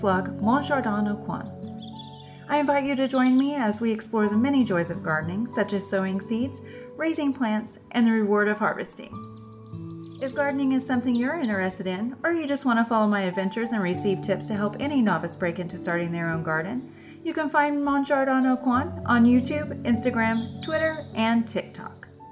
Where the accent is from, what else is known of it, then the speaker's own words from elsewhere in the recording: Southern California, United States; moved away as an adult; now in Ocala, Florida, United States; I lived in, in Southern California my entire life